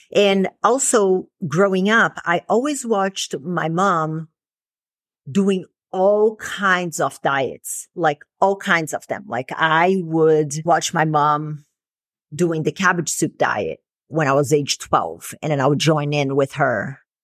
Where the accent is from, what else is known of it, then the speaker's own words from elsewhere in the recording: Brazil; moved away; growing up in Brazil